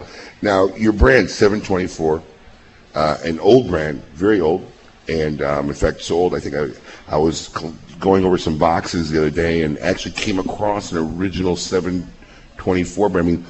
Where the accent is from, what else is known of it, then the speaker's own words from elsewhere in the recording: Chicago, Illinois, United States; moved away as an adult; I grew up in Chicago. I moved here in 98